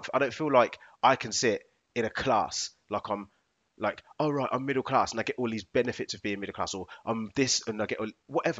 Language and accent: English; England, United Kingdom; I was born in England